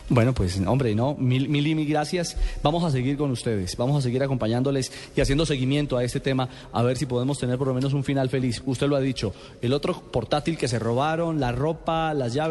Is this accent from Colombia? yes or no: yes; Colombia; porque es de gran valor para ustedes y también para nosotros como colombianos, porque es una vitrina muy interesante la que sin duda alguna ustedes iban a, entregarle a nuestro país.